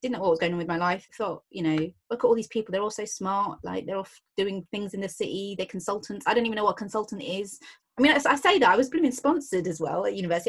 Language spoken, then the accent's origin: English; London, United Kingdom; I grew up in Hayes um, in Hillingdon, so West London